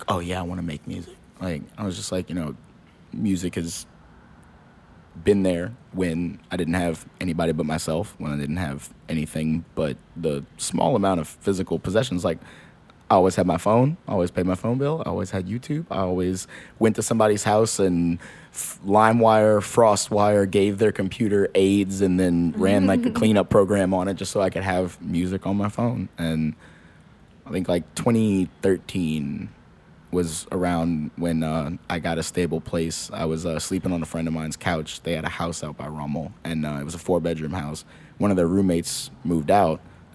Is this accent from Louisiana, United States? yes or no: yes; New Orleans, Louisiana, United States; also born or lived in Texas; I grew up in Gentilly, right off of what was it, Fillmore and Elysian Fields